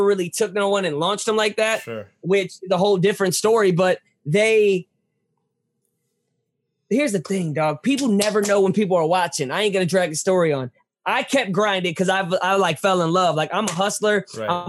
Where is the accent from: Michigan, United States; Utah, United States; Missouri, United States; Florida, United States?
Missouri, United States; St. Louis; also born or lived in Hollywood; I'm from St. Louis